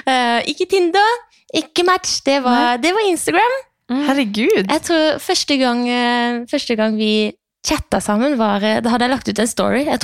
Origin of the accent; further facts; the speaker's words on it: Arendal, Agder, Norway; Vi er fra Arendal. Jeg er fra Tromøya, han er fra Froland.